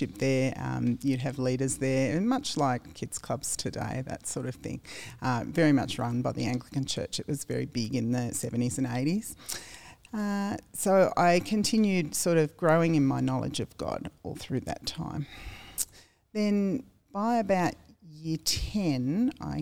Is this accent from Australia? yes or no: yes; Australia; also born or lived in United States; Born and bred in Lugano